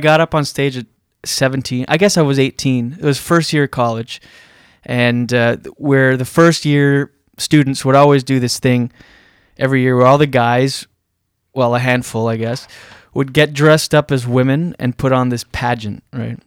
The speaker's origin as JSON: {"language": "English", "town": "Moncton", "region": "New Brunswick", "country": "Canada", "tie": "born or raised there", "moved": "yes", "said": "growing up in East, East, on the East Coast in New Brunswick, which does that in Moncton"}